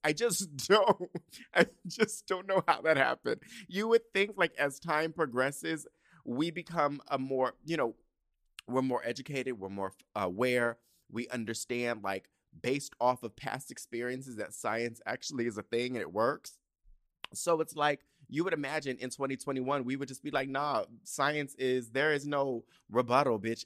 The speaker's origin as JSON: {"language": "English", "town": "San Diego", "region": "California", "country": "United States", "tie": "born or raised there", "said": "I grew up in San Diego, I grew up in Southern California"}